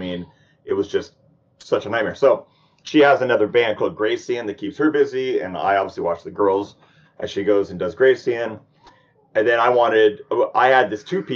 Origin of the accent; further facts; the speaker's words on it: Sacramento, California, United States; I'm born and raised like Sacramento, California